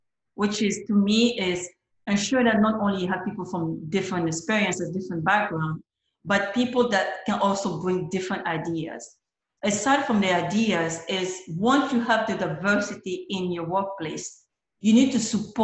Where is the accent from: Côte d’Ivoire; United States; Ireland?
Côte d’Ivoire; moved away as an adult; growing up in the Ivory Coast, growing up where I come from